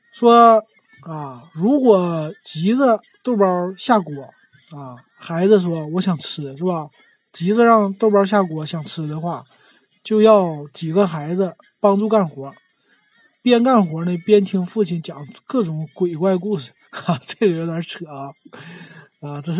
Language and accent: Chinese; Northeast China, China; 对我们说东北话呀，